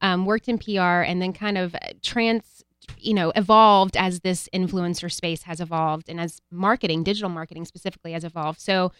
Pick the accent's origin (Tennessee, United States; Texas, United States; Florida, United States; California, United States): Tennessee, United States; moved away; I grew up in Tennessee. And so my family there, you know, I have family that are, you know, very rural and, you know, speak with that southern drawl.